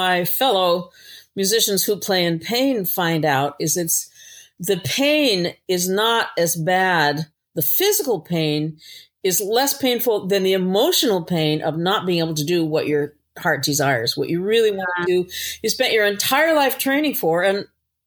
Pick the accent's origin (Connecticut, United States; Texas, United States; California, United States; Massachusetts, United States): Massachusetts, United States; Newbury; moved away; In my hometown, which is Newbury, I was gone for over 35 years and I came back